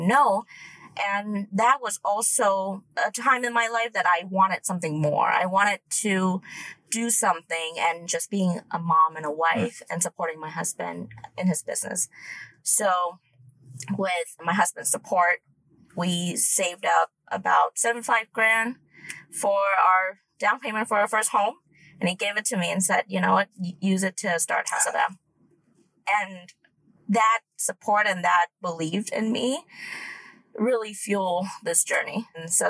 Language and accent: English; Vietnam; now in United States; I grew up in Vietnam